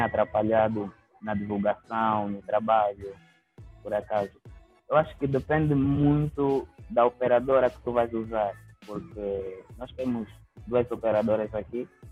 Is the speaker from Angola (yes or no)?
yes; Angola; sou escritor e sou de Angola, África